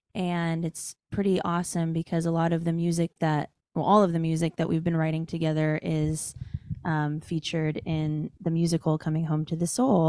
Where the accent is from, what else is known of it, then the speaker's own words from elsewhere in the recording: Fresno, California, United States; also born or lived in New York; now in Los Angeles, United States; And I'm from Fresno, California, or the land of Audra McDonald, as I like to say.